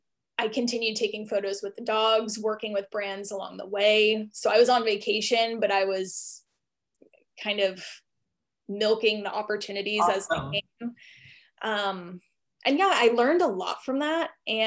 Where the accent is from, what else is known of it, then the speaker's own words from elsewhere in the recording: East Coast, United States; And we bounced around a little bit because I went to college in Austin, Texas, but I was from the East Coast.